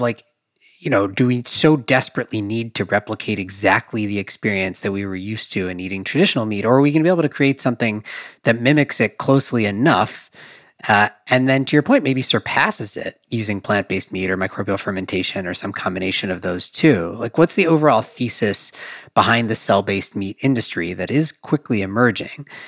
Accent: Madison, Wisconsin, United States; I grew up in Wisconsin, Madison, Wisconsin

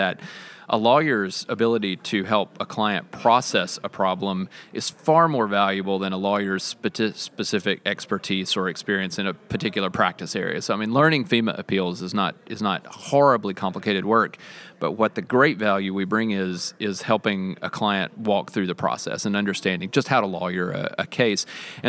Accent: Mississippi, United States; accent: Southern; I'm from Mississippi. You can hear my accent coming through just a little bit. It ramps up when I talk to Southerners, and I've been talking to Southerners most of the day, so it comes back.

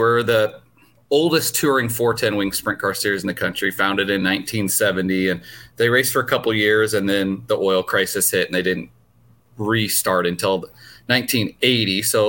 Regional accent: Newton, Iowa, United States; I grew up in Newton, so just not too far from where you are, actually.

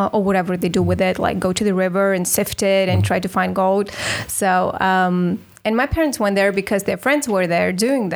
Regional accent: Moscow, Russia; moved away; I grew up in Moscow in the capital.

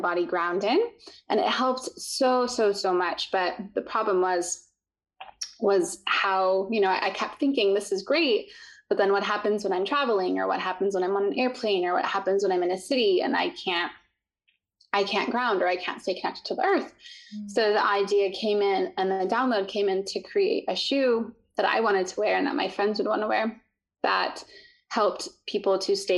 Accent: Utah, United States; I grew up in the mountains in Utah

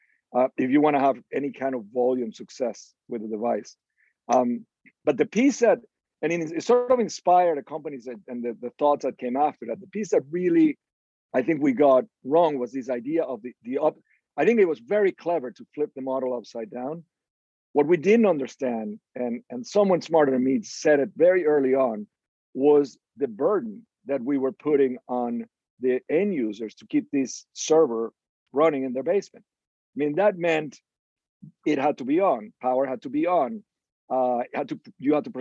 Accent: Venezuela; moved away; we grew up in Venezuela, and my dad was an electric engineer and ran the operations side of the telephone company for the country

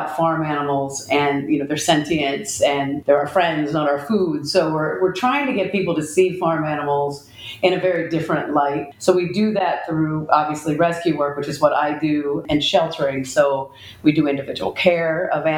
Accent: central West Virginia, United States; I actually grew up in West Virginia, central West Virginia

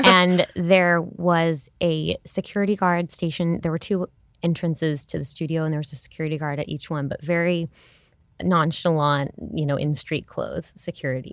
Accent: Houston, Texas, United States; I'm from Houston, Texas

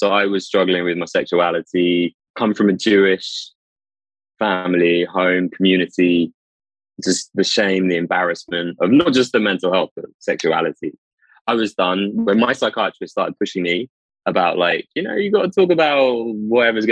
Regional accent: London, United Kingdom; I'm from London

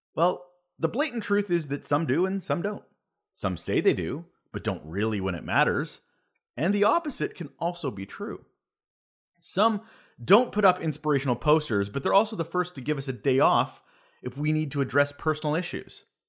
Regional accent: Canada; I'm Canadian

